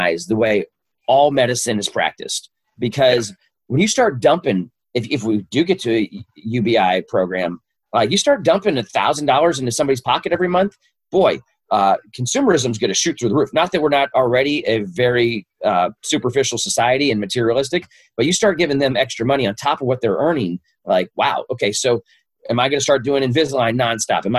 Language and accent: English; Louisville, Kentucky, United States; I grew up in Louisville's East End